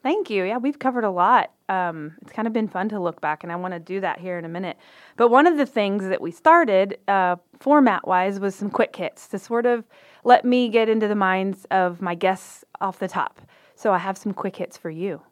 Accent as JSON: {"language": "English", "town": "Waco", "region": "Texas", "country": "United States", "said": "we're both from Waco"}